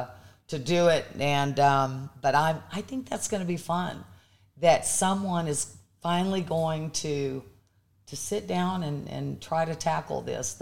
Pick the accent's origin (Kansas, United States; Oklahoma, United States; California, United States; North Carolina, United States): Oklahoma, United States; Pawnee; born or raised there; moved away